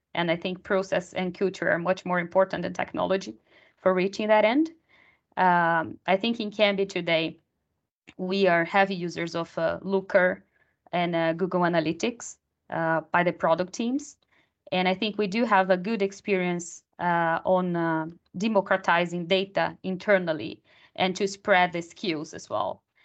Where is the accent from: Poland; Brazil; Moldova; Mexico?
Brazil; moved away as an adult; now in Sweden; I am originally from Brazil, and I moved to Sweden three years ago.